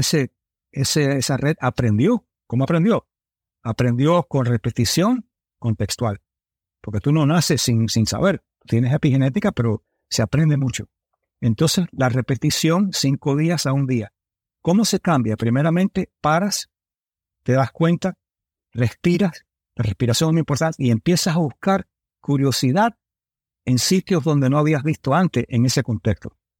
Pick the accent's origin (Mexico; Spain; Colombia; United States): United States; also born or lived in Miami, Florida; me crié en Nueva York y en Miami